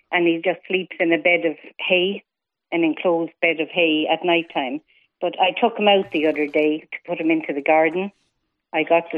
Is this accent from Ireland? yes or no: yes; New Ross, Leinster, Ireland; my hometown of New Ross